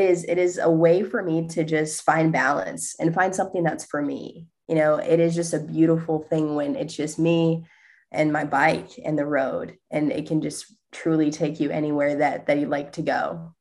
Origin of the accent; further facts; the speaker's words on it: Indiana, United States; moved away; I was born and raised in Indiana